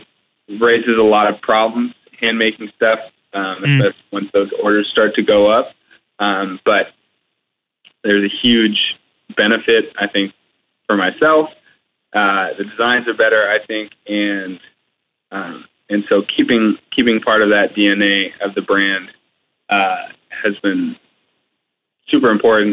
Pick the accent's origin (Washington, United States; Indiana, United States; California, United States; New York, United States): Washington, United States; Seattle; also born or lived in Portland; I'm from Seattle originally